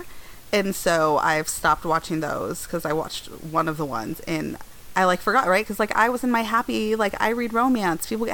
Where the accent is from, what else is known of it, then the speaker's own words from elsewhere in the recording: Denver, Colorado, United States; also born or lived in East Coast; I grew up in Denver